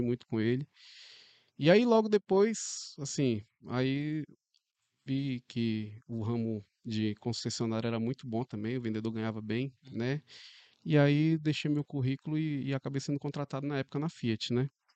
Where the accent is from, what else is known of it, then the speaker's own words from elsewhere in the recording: Porto Velho, Rondônia, Brazil; Sou daqui mesmo, de Porto Velho